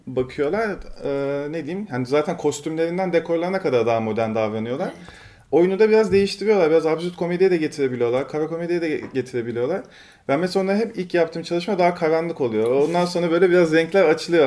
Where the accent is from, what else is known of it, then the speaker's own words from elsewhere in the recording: Turkey; now in Istanbul, Turkey; Biraz küçük bir ilçede büyüdüm ben